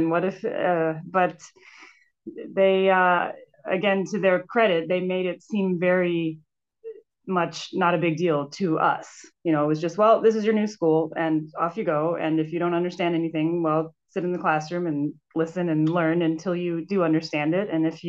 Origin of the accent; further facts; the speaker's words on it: Newark, New Jersey, United States; Sure. I grew up in Newark, New Jersey, which is funny because now I live in a very close proximity to that.